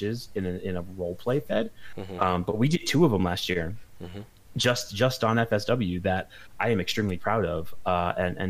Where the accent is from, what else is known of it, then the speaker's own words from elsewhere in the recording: West Palm Beach, Florida, United States; I grew up in Palm Beach County, Florida, and so specifically in West Palm Beach.